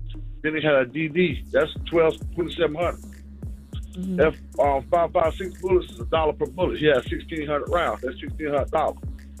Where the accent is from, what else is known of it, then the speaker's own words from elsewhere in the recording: North Carolina, United States; Yeah, but see, I'm from North Carolina. We different out here.